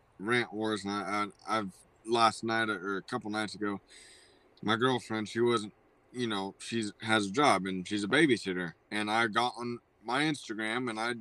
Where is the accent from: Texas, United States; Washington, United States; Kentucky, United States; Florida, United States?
Washington, United States; Everett; also born or lived in Seattle; I was born in Everett